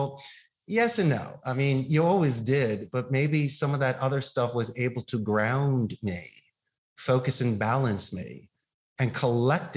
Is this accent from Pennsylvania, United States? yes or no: yes; Philadelphia, Pennsylvania, United States; now in Costa Rica; growing up in Philadelphia